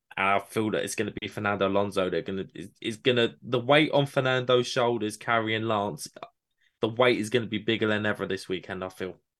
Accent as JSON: {"language": "English", "country": "United Kingdom", "said": "my British bias"}